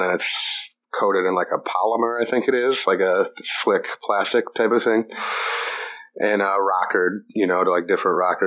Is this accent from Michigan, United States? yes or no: no; La Porte, Indiana, United States; also born or lived in Muncie, Indiana; I am from LaPorte, Indiana